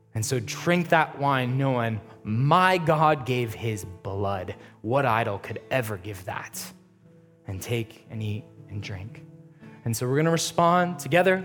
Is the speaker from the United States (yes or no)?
yes; United States; being an American Christian